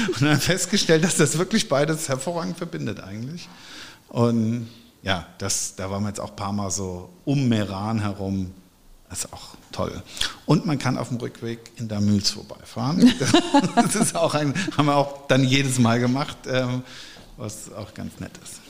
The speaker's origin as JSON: {"language": "German", "town": "Erbach", "region": "Hesse", "country": "Germany", "tie": "born or raised there", "moved": "as an adult", "lives_now": "Wiesbaden, Germany", "said": "ich bin aufgewachsen in Erbach im Rheingau, in einem Weingut, das wissen, glaube ich, die meisten, und habe da auch die ersten 39 Jahre meines Lebens ähm, verbracht und gewohnt."}